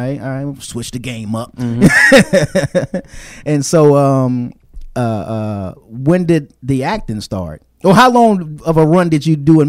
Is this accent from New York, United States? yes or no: no; Washington, District of Columbia, United States; I'm from D.C., and D.C. has a sound which is called go-go.